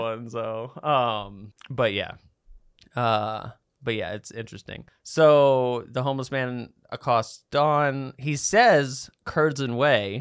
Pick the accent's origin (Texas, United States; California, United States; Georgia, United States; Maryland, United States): Maryland, United States; Baltimore; I'm from Baltimore